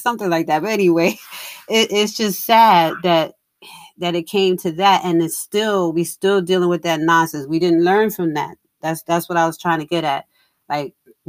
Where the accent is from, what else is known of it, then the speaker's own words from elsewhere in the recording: New York, United States; now in Cary, United States; I'm in North Carolina now. I'm in Cary, North Carolina, but I'm originally from New York.